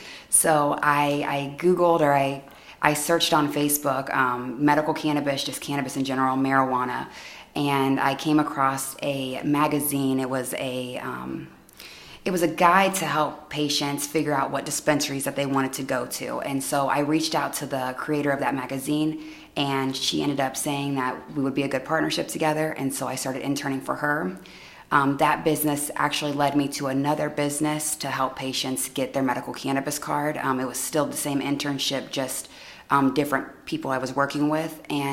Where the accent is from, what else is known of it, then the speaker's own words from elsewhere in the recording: Galesburg, Illinois, United States; I am originally from Galesburg.